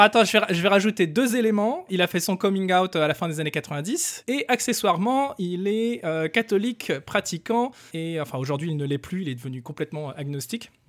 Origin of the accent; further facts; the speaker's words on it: France; je suis un Français.